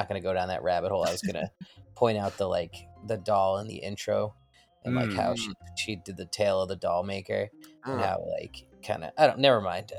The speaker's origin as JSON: {"language": "English", "region": "New England", "country": "United States", "tie": "born or raised there", "said": "Well, being a New Englander and growing up in New England"}